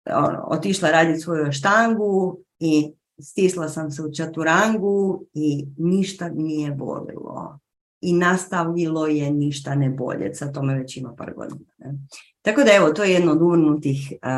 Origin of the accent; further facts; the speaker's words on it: Croatia; tu kod nas u Hrvatskoj